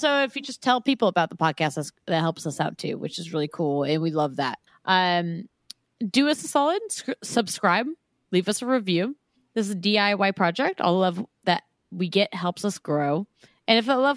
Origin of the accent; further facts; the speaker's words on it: Santa Cruz, California, United States; Santa Cruz, my hometown